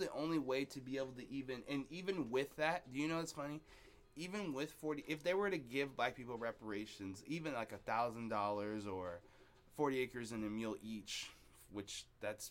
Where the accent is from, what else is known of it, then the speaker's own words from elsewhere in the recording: Seattle, Washington, United States; also born or lived in Columbia City, Seattle; I'm from Beacon Hill.